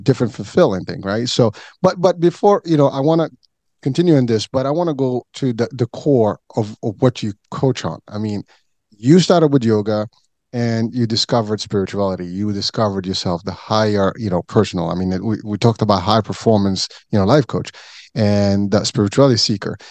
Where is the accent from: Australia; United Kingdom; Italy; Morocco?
Morocco; moved away; I was born and raised in Morocco